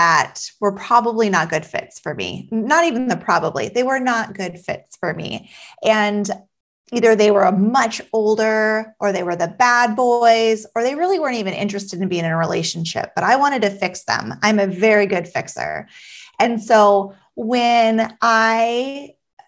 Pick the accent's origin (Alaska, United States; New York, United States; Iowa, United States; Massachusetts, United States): Alaska, United States; I was born and raised in Alaska